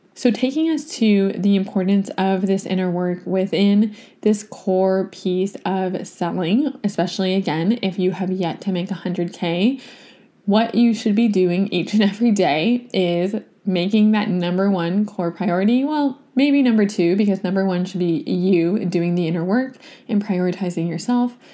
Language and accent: English; Toronto, Ontario, Canada; now in Vancouver, Canada; my hometown in Toronto to get to visit my niece, to see my family